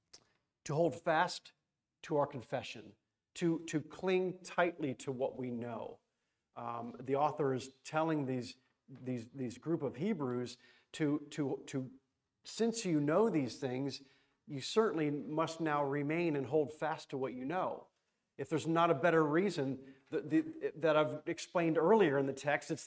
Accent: Florida, United States; I'm from Florida

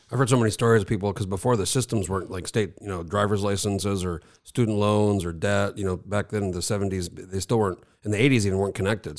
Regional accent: New Mexico, United States; now in Alaska, United States; I grew up in New Mexico, so I was born in eighty-four. We moved there when I was a baby, so I grew up there

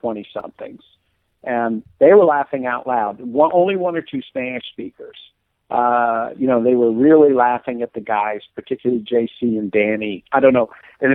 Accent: Scotland, United Kingdom; I'm Scottish

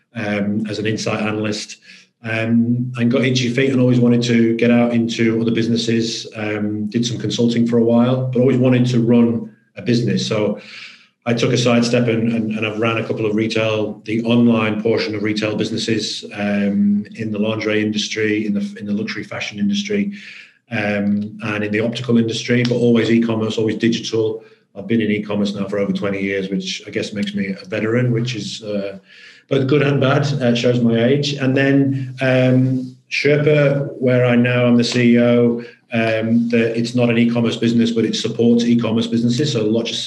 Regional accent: Manchester, North West England, United Kingdom; moved away as an adult; also born or lived in Sheffield; now in Australia; So originally born and bred in Manchester, large industrial city north of England

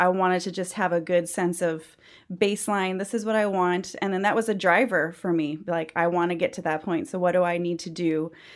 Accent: central Iowa, United States; moved away as an adult; also born or lived in Arkansas / Minneapolis / Colorado; now in Georgia, United States; I am originally from the Midwest, specifically central Iowa. So I did all of my growing up years and beginning adult years college in central Iowa.

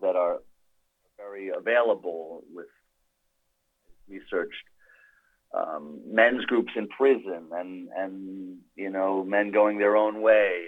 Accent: New York, United States; I grew up in New York

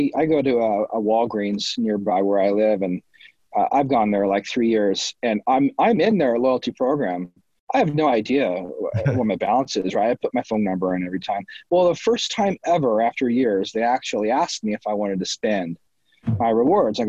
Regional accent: Nebraska, United States; moved away; I'm from Nebraska.

